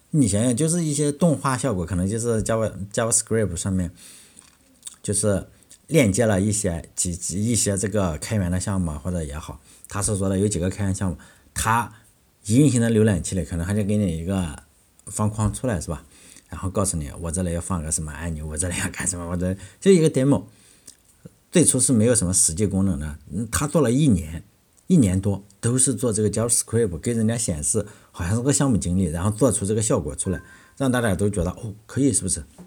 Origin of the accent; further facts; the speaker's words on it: China; 我们中国人